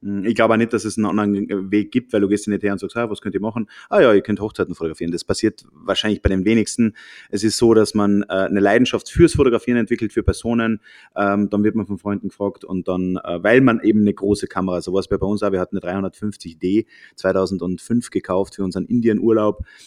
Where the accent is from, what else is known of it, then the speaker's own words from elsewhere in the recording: Austria; also born or lived in Germany; wir sind Österreicher, haben lange Zeit in Deutschland gewohnt